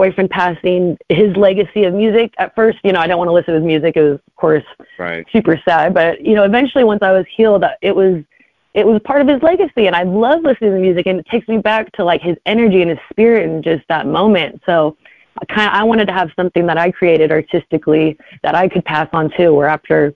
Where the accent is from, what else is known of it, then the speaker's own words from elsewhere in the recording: Vallejo, California, United States; I grew up in Vallejo.